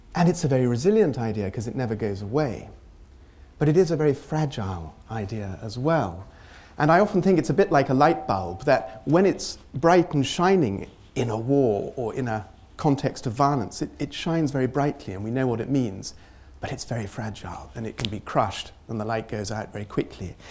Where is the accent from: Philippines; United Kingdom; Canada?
United Kingdom; it's very deep in our psyche as a British people